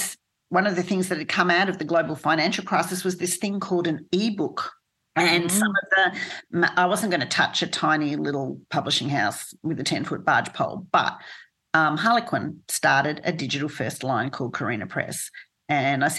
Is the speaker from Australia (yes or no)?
yes; Australia; also born or lived in United States; as an Australian, even though I lived there